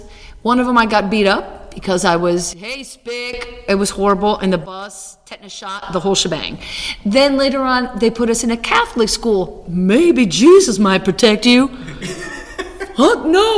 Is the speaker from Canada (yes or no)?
no; Cuba; No, I speak Spanish. Oh, but you're from Mexico. No, I'm from Cuba. Oh, you're Cuban? Yeah.